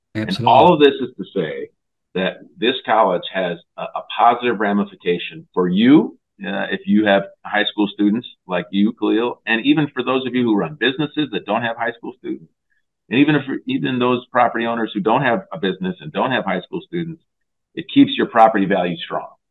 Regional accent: West Michigan, United States; we're from West Michigan

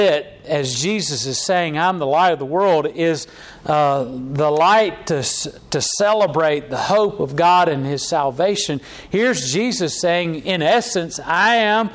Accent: Charlotte, North Carolina, United States; I was born in Charlotte, North Carolina, and my daddy's from Lenore, North Carolina. My mama's from Gastonia, North Carolina.

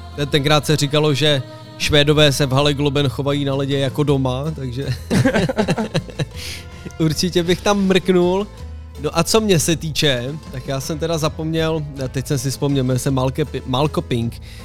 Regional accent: Roudnice nad Labem, Ústí nad Labem Region, Czechia; u nás na Gimplu tady v Roudnici

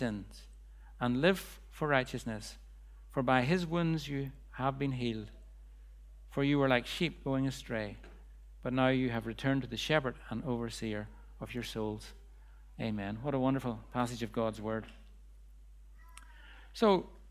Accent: Bangor, United Kingdom; the streets of Bangor, my hometown

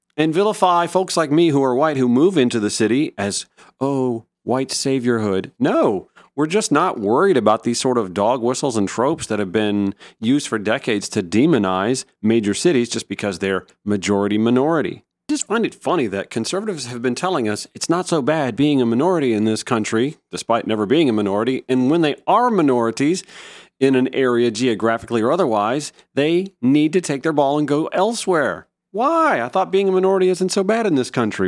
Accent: Augusta, Georgia, United States; now in Atlanta, United States; my hometown of Augusta

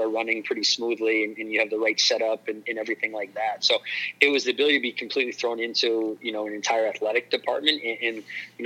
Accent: New Hampshire, United States; in this area of New Hampshire where I was from

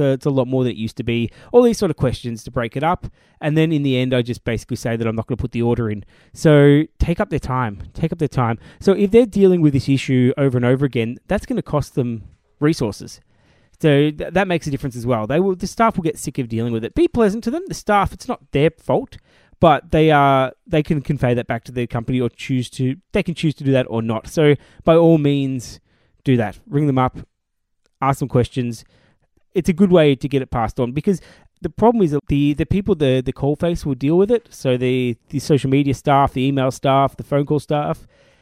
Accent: Australia; we live in Australia, or we are Australian

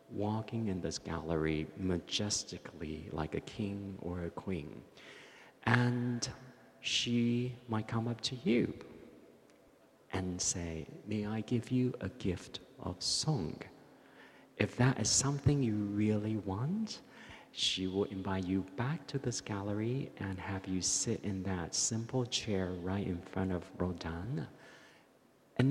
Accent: Taichung, Taiwan; moved away; growing up in Taichung in hot summer nights in the 60s

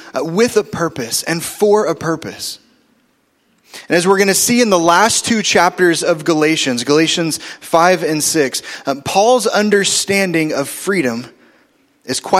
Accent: Oklahoma City, Oklahoma, United States; we moved in seventh grade from North Oklahoma City to South Oklahoma City

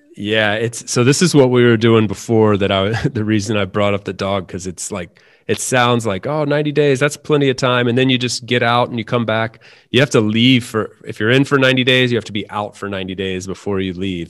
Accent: North Carolina, United States; moved away as an adult; now in Valencia, Spain; I'm from North Carolina.

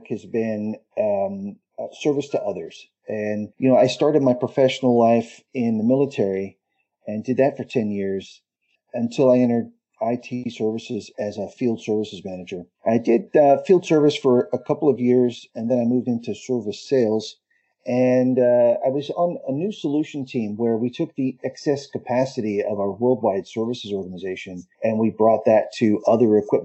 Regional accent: Boston, Massachusetts, United States; moved away as an adult; now in Europe; I'm from the Northeast in the Boston area

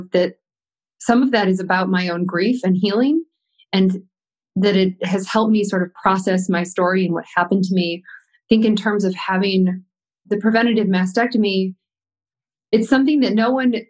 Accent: Williamsville, New York, United States; I grew up outside Buffalo, New York, in a town called Williamsville

